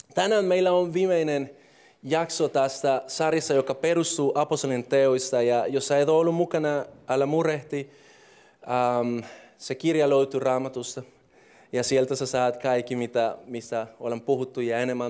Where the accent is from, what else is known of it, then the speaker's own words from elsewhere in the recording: Colombia; Finnish is a second language; moved away as an adult; now in Finland; mä oon alkuperäisesti Kolumbiassa syntynyt ja kasvanut ja kaikki on ollut siellä